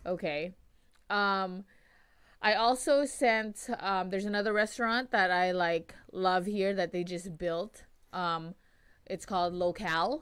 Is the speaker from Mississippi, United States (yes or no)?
no; Long Beach, California, United States; I grew up on the west side of Long Beach